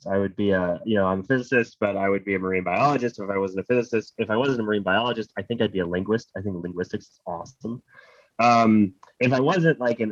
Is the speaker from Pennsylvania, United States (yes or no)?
yes; Pennsylvania, United States; I grew up in Pennsylvania, which is like basically 90% of the state is just a forest